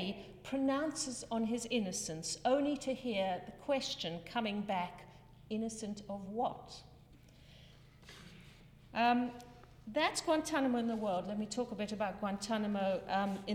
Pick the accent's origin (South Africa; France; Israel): South Africa; moved away; I am South African born